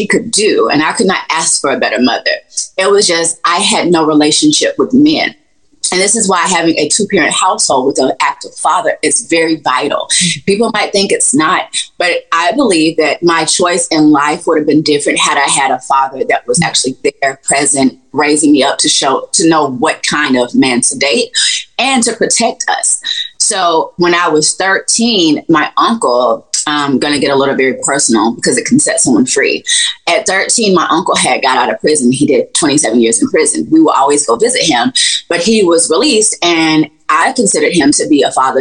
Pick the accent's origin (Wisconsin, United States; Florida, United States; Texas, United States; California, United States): Florida, United States; Gainesville; I'm from Gainesville, Florida, and I stayed and grew up in the projects